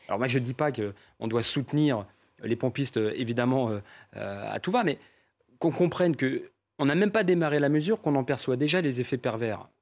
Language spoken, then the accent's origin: French; Paris, Île-de-France, France; je suis parisien